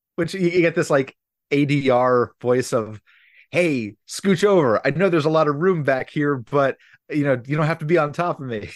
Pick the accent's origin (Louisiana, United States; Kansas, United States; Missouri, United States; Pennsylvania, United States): Pennsylvania, United States; Philadelphia; when I was growing up in Philadelphia